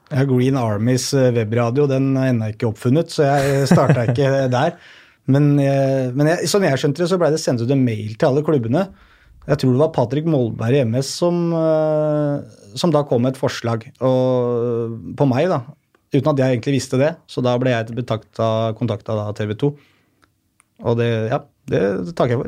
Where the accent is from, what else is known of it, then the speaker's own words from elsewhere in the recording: Oslo, Norway; Jeg er jo fra Mortensrud selv